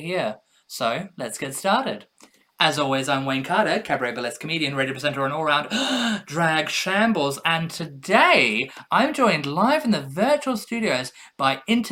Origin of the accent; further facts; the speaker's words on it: Australia; now in United Kingdom; an Australian living in the UK